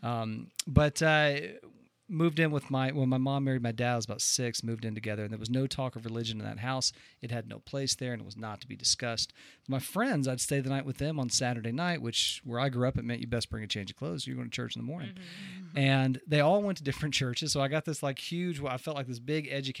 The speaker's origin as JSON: {"language": "English", "town": "Friendswood", "region": "Texas", "country": "United States", "tie": "born or raised there", "also_born_or_lived": "Spofford, Texas", "said": "I was born in Texas near Houston, Friendswood"}